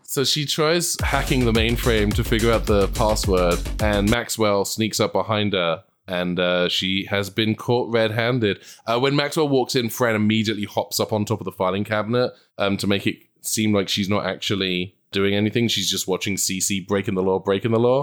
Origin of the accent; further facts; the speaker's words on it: England, United Kingdom; moved away as an adult; now in Los Angeles, United States; You can probably tell from my accent, I come from a country who, uh, w, our main thing is like, it's gonna rain